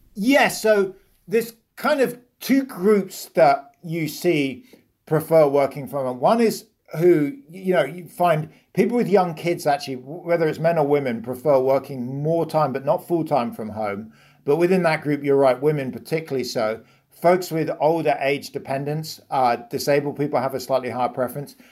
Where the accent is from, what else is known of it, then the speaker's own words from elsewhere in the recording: United Kingdom; accent: British; moved away; you can hear I'm British